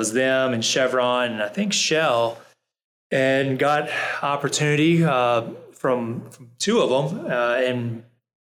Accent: New Orleans, Louisiana, United States; I'm from New Orleans

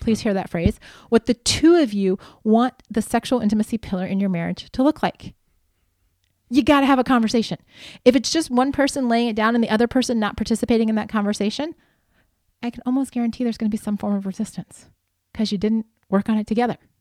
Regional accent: Midwest, United States; also born or lived in Palm Desert, California; now in California, United States; growing up in the Midwest

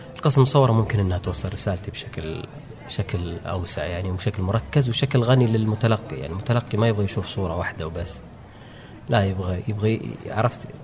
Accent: Saudi Arabia; من عندنا في السعودية

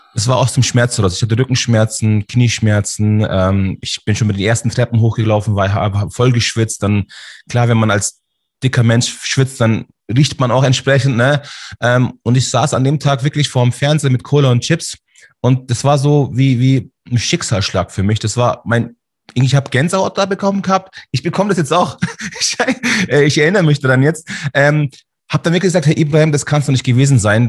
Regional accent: Munich, Bavaria, Germany; Also ich bin hier in München geboren, Schwabing. Ah, ich bin sozusagen ein türkischer Bayer.

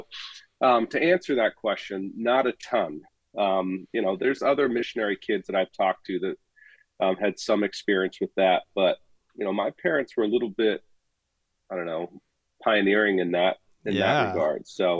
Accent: Gabon; I actually served overseas and ran a volunteer missions post in the country I grew up in Gabon.

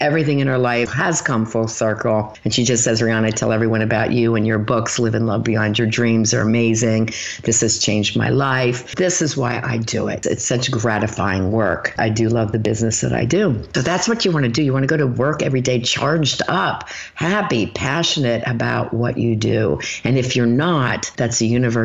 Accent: Philadelphia, Pennsylvania, United States; moved away; also born or lived in Erie, Pennsylvania; I'm from Philly

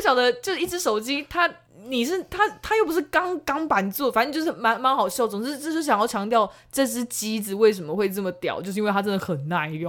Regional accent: southern Taiwan, Taiwan; 我们南部人很淳朴

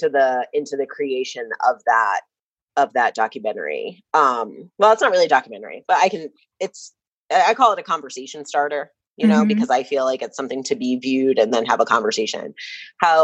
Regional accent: outside of New York City, United States; I'm from New York. I don't know if you know, I'm from New York, outside of New York City

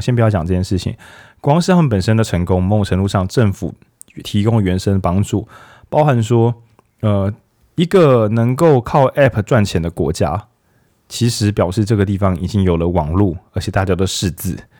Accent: Taiwan; 我们台湾人

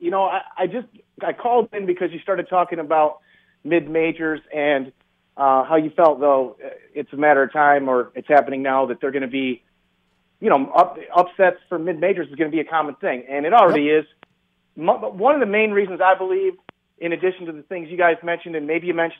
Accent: East Lansing, Michigan, United States; I'm from East Lansing

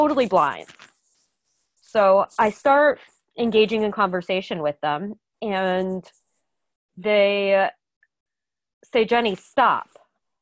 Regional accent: New Jersey, United States; moved away as an adult; now in Boston, United States; I'm from New Jersey originally, but moved to Boston about 5 years ago.

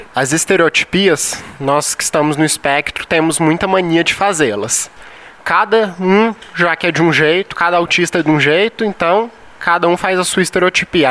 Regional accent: São Paulo, Brazil; now in Goiás, Brazil; Não sou goiano, sou paulista

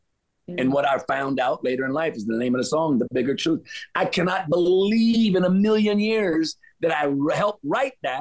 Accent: Louisiana, United States; also born or lived in Cayman Islands; I grew up in the South, Louisiana

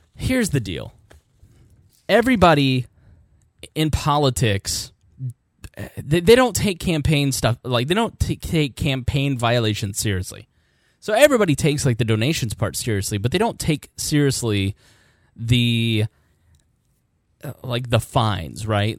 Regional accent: Indiana, United States; I'm from Indiana

